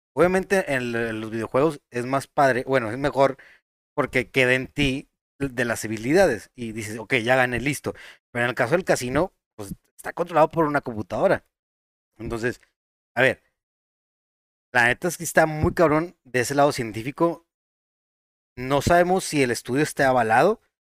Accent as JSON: {"language": "Spanish", "town": "Monterrey", "region": "Nuevo León", "country": "Mexico", "said": "Nosotros somos de Monterrey, Nuevo León"}